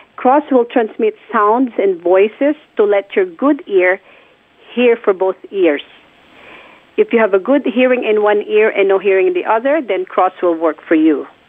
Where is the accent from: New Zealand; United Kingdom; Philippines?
Philippines; moved away; I was already working at a hearing clinic in my hometown, which is the Philippines